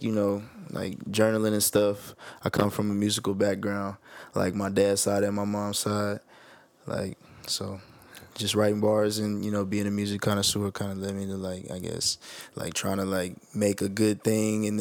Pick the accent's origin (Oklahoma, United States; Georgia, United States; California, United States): Oklahoma, United States; Oklahoma City; also born or lived in Edmond, Oklahoma; I'm from Oklahoma City. You know, we in OKC, undisclosed location. But I went to school and the suburb, Edmond Public Schools, is where we went to school